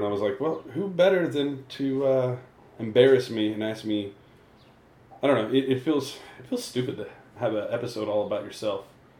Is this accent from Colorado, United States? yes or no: yes; Colorado Springs, Colorado, United States; we come from the Springs. You know, that's not where I was born, but I lived there for 12 years, my formative years.